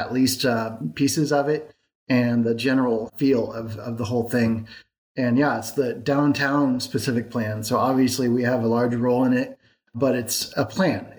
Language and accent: English; Bay Area, California, United States; moved away as an adult; also born or lived in San Diego / San Francisco / Marin / Oakland; now in Vacaville, United States; I grew up in the Bay Area. So I have lived in San Francisco, Marin, Oakland. I went to high school in Oakland